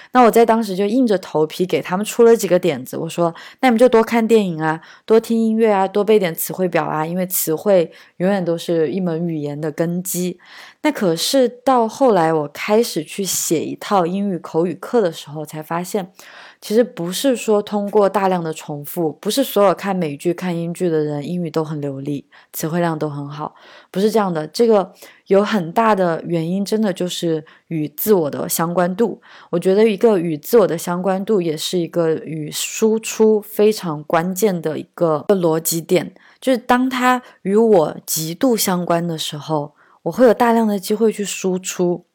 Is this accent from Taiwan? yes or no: no; China; moved away; also born or lived in Germany / Shanghai; 我真的是三四线城市郊区长大的